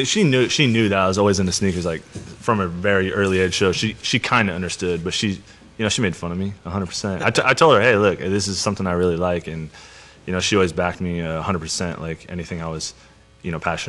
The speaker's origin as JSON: {"language": "English", "town": "Portland", "region": "Oregon", "country": "United States", "said": "I'm from Northeast Portland. Everybody's wearing Jordans where I'm from."}